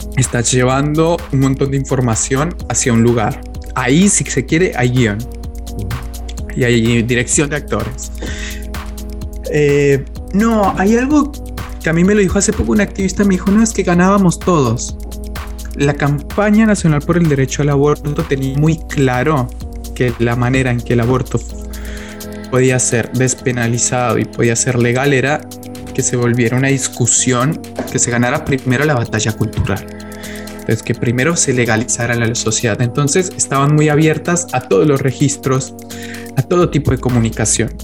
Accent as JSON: {"language": "Spanish", "country": "Colombia", "moved": "as an adult", "lives_now": "Argentina", "said": "Yo soy colombiano, yo vine a vivir a la Argentina hace más o menos 13 años"}